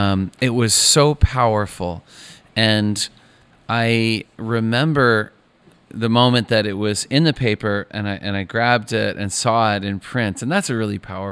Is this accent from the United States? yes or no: yes; Maine, United States; I grew up in Northern Maine